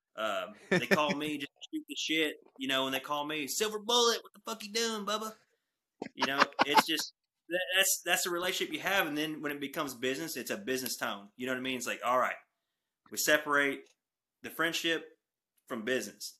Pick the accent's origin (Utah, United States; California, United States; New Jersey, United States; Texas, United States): Texas, United States; Texoma region, North; I'm from North Texas, Texoma region.